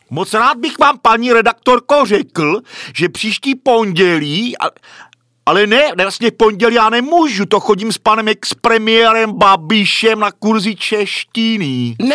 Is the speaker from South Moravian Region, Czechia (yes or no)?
yes; Brno, South Moravian Region, Czechia; No já jsem z Brna.